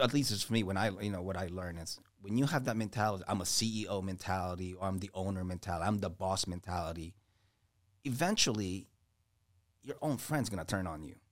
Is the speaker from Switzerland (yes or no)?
no; Washington, District of Columbia, United States; also born or lived in Philippines; Grew up in D C